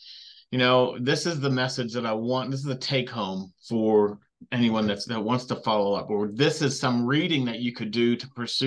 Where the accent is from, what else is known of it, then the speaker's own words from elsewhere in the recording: Southern California, United States; I grew up in Southern California